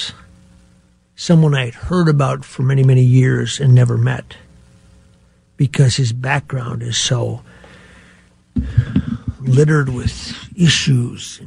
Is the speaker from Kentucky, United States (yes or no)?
no; Gaylord, Minnesota, United States; I grew up in Gaylord